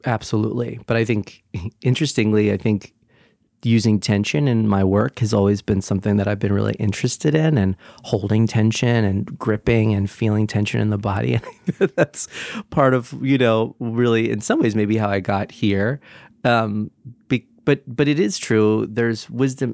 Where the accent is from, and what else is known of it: Brick, New Jersey, United States; also born or lived in Sunnyside, Queens, New York; now in New York, United States